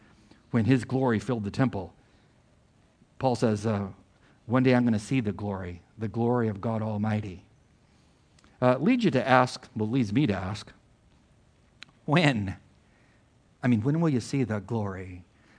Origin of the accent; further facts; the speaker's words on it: Imperial Valley, Southern California, United States; where I grew up in Southern California, on the border between Mexico and the United States and the Imperial Valley